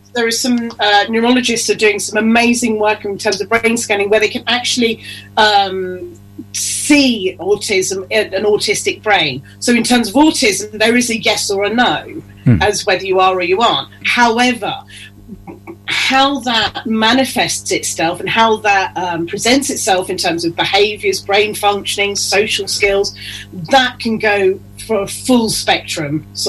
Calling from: East of England, United Kingdom; I'm in North Norfolk, just outside King's Lynn.

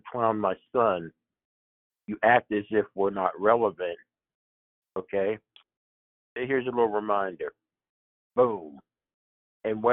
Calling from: Pennsylvania, United States; I'm calling from Pennsylvania

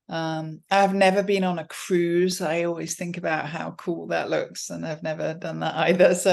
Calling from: Stanford, California, United States; I am currently in Stanford, California, is- in the midst of a busy teaching week.

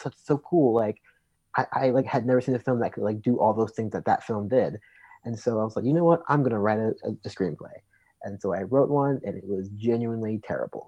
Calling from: Atlanta, Georgia, United States; calling you guys from, uh, good old Atlanta, Georgia.

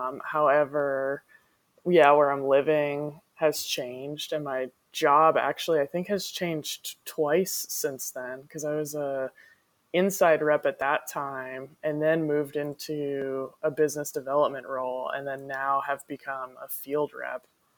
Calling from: Austin, Texas, United States; I'm currently sitting in my house in Austin, Texas.

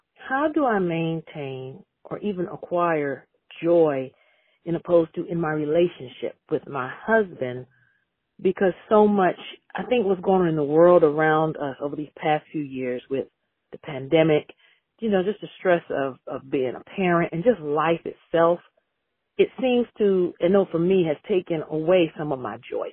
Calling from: North Carolina, United States; I'm calling from North Carolina.

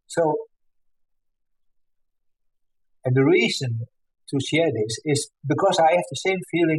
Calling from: Netherlands; I'm calling from the Netherlands.

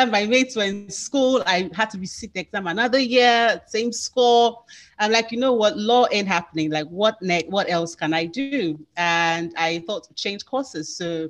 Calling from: Lagos, Nigeria; From Lagos, Nigeria.

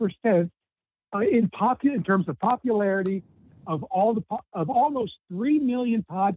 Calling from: Cincinnati, Ohio, United States; from Cincinnati.

